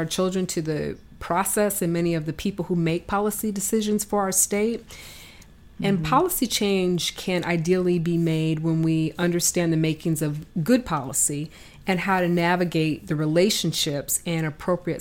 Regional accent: Michigan, United States; I was raised in Michigan and from a very hardworking family

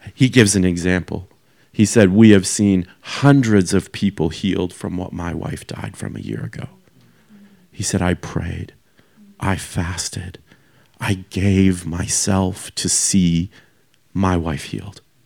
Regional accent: Canada; moved away as an adult; now in Australia; I'm from Canada

